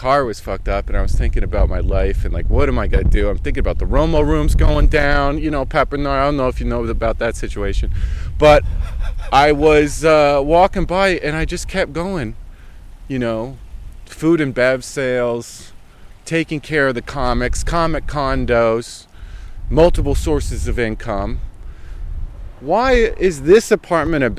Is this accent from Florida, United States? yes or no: no; New Jersey, United States; now in Austin, United States; I'm from Jersey